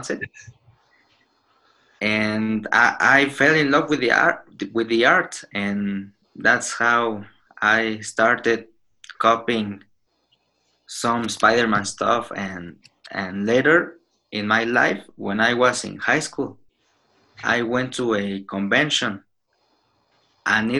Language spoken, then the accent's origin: English; Mexico; I'm from Mexico